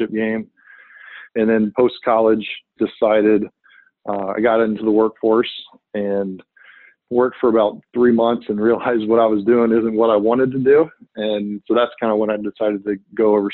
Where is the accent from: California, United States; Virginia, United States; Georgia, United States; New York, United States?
Virginia, United States; I grew up in Virginia. I'm a Virginia resident, native